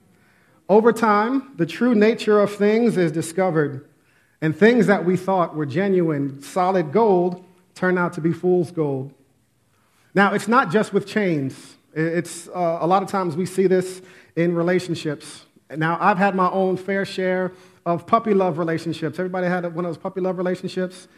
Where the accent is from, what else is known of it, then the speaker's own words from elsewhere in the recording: Westchester, New York, United States; I grew up in Westchester, right outside the Bronx